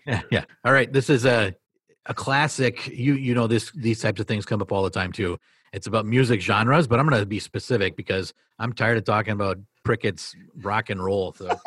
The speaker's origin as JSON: {"language": "English", "town": "Marinette", "region": "Wisconsin", "country": "United States", "tie": "born or raised there", "said": "I became the assistant principal at a middle school in Marinette, Wisconsin."}